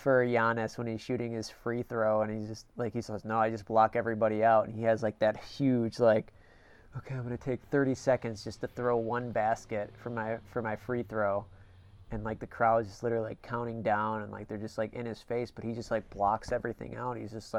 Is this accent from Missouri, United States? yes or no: no; Illinois, United States; I grew up in Illinois